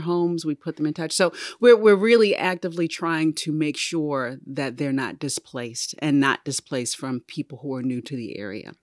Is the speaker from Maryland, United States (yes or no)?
yes; Baltimore, Maryland, United States; I'm from Baltimore City